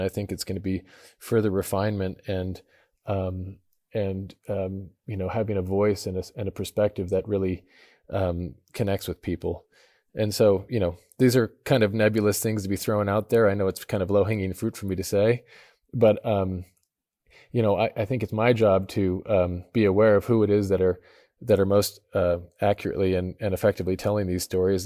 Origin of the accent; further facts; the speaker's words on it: Idaho, United States; I grew up in Idaho in a small town